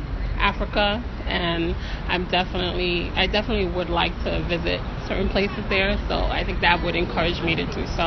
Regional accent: Haiti; now in Brooklyn, United States; I'm originally from Haiti

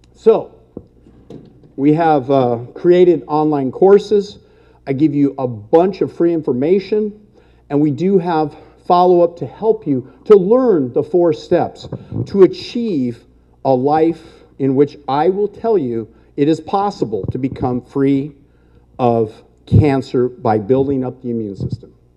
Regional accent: El Monte, California, United States; I was born and raised in California, lived here my whole life, El Monte, California

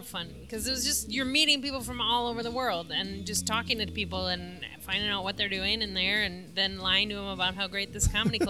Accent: Sunfish Lake, Minnesota, United States

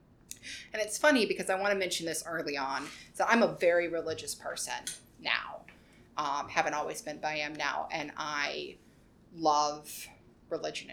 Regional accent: Roanoke, Virginia, United States; moved away as an adult; also born or lived in Richmond, Virginia / Rockbridge County, Virginia; now in New York City, United States; I was born near Richmond, but I grew up in Roanoke County / Roanoke City

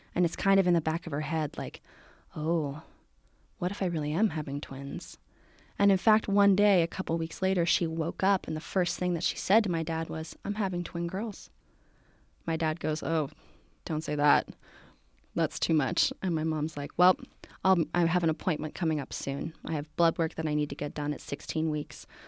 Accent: Morristown, New Jersey, United States; moved away as an adult; now in San Francisco, United States; I am from New Jersey originally

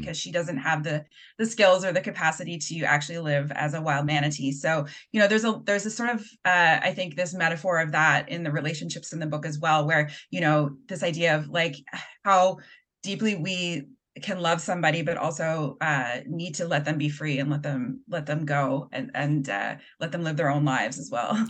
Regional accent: Halifax, Nova Scotia, Canada; I grew up in Halifax.

